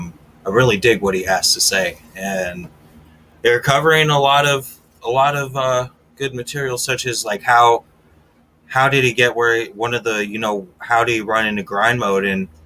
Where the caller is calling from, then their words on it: Wisconsin, United States; Hi, I'm …, tuning in from nowhere, Wisconsin.